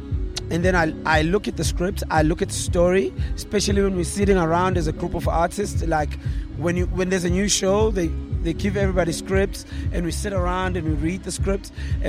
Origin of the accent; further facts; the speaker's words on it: Durban, KwaZulu-Natal, South Africa; I come from the township, and I'm born and raised in Tuzuma, KwaMashu.